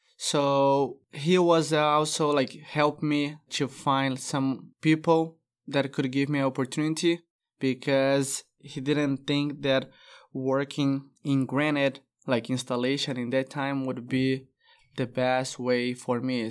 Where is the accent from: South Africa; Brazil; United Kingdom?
Brazil; English is a second language; moved away as an adult; now in Texas, United States; I moved from Brazil to U S